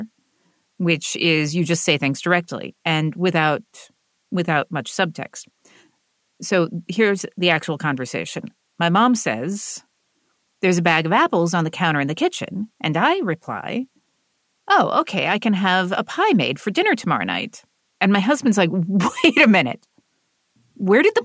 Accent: the American South, United States; So I come from the American South, which is what is called a high context region.

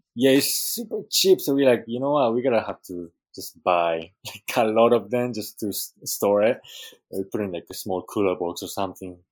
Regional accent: Japan; also born or lived in Peru; now in Hawaii, United States; growing up in Japan

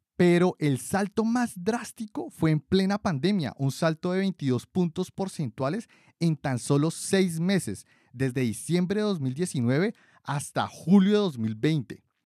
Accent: Colombia; de Colombia, mi país de origen

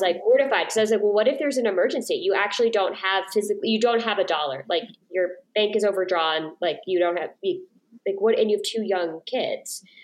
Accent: New York, United States; moved away; I grew up in New York and lived in New York

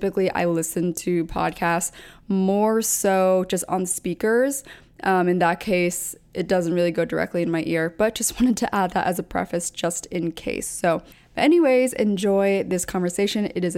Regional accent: Pennsylvania, United States; now in New York City, United States; I was also a transplant. I moved from Pennsylvania, so East Coast to the West Coast. And as I mentioned, I went to Chapman, so was out there for a while, but now I'm in New York City

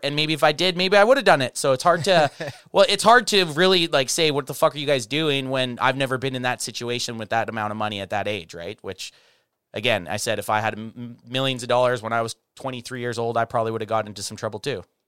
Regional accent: Canada; we're from Canada

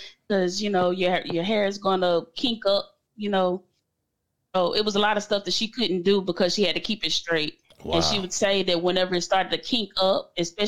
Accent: Moss Point, Mississippi, United States; born and raised Moss Point, Mississippi. That's where I live now.

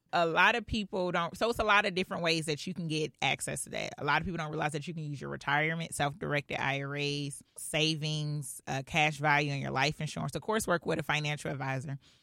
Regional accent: Clayton County, Georgia, United States; also born or lived in Philadelphia, Pennsylvania; I was actually raised in Clayton County

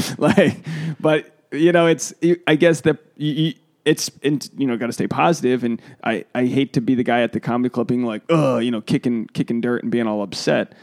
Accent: East Coast, United States; moved away; I'm from, you know, I'm from the East Coast

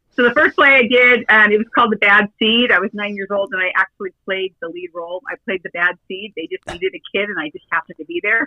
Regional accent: Sunset Beach, California, United States; I am originally from uh, Sunset Beach, California

